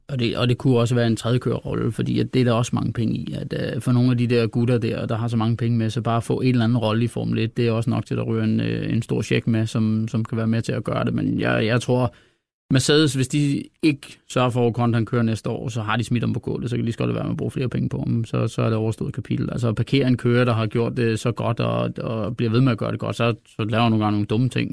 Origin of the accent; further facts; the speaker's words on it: Denmark; vi er jo danskere